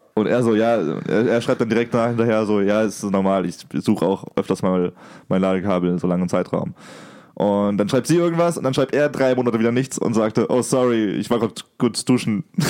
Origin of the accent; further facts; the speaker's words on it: Germany; bei uns in Deutschland